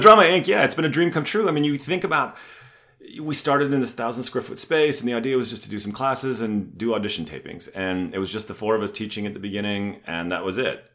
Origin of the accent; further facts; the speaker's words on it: Ontario, Canada; also born or lived in San Diego, California; now in Atlanta, United States; we ended up back in my hometown, which is halfway between Detroit and Toronto